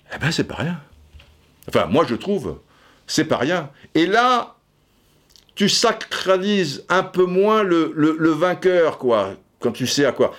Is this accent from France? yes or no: yes; France; en tant que Français